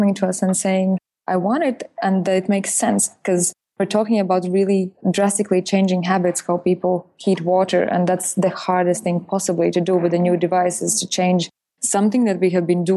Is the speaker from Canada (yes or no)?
no; Latvia; moved away; I'm originally coming from Latvia, which is Letony or whatever.